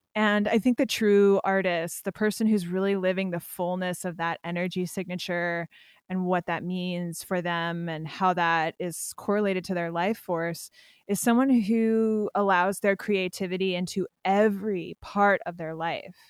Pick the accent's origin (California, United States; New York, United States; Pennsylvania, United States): Pennsylvania, United States; I'm from Pennsylvania